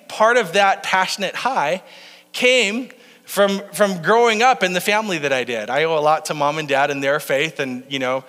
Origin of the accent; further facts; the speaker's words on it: Faulkton, South Dakota, United States; I grew up in Falkton, South Dakota